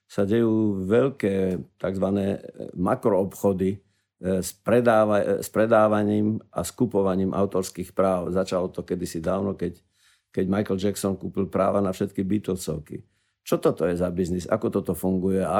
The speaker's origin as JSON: {"language": "Slovak", "country": "Slovakia", "said": "my slovenskí autori s tým veľmi nekomunikujeme"}